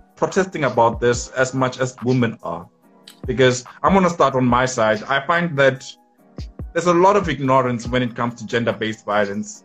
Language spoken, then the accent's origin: English; township next to Polokwane, Limpopo, South Africa; from limpopo in a township called Filbahomu next to Polokwane